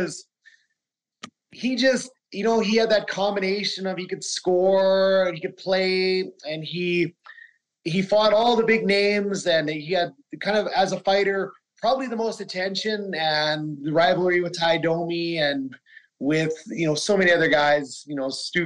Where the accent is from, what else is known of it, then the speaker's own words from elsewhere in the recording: Fort Macleod, Alberta, Canada; growing up in Fort McLeod